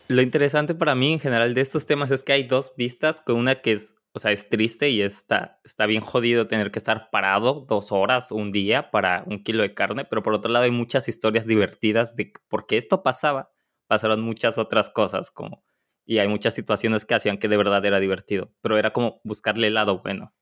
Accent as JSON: {"language": "Spanish", "country": "Mexico", "said": "como mexicanos"}